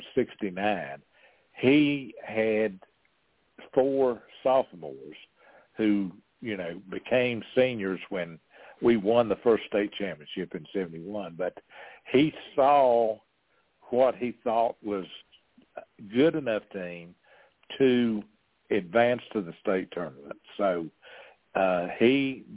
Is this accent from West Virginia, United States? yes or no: yes; Keystone, West Virginia, United States; also born or lived in Northfork; I grew up in Keystone, which is about a mile from Norfolk.